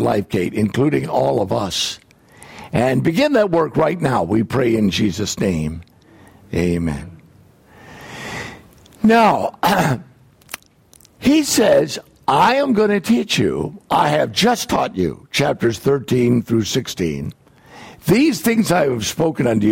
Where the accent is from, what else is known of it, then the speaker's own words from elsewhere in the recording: United States; I am from the United States